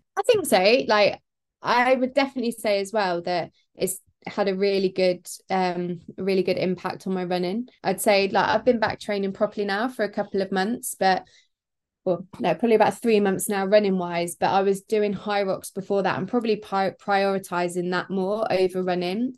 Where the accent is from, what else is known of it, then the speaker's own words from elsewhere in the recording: Peterborough, East of England, United Kingdom; Peterborough. Ferry Meadows Park run. It's my hometown